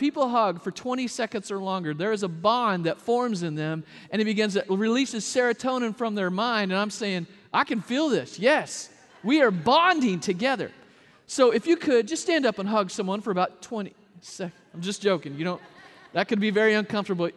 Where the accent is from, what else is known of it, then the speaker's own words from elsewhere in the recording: the South, United States; I'm a hugger from the South